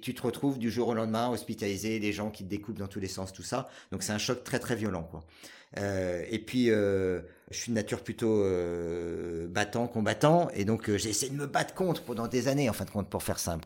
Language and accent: French; Paris region, Île-de-France, France; moved away as an adult; also born or lived in Asia / Grenoble; j'ai euh, vécu jusqu'à l'âge de 23 ans en région parisienne